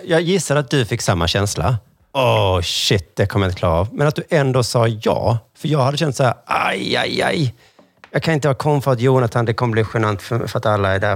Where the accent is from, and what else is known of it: Sweden